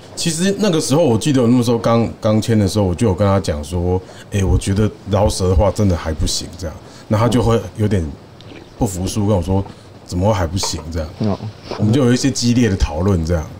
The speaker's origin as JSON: {"language": "Chinese", "region": "Kaohsiung", "country": "Taiwan", "said": "我是高雄人"}